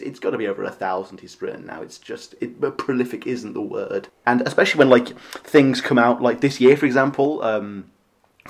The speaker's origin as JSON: {"language": "English", "country": "United Kingdom", "said": "as a Brit"}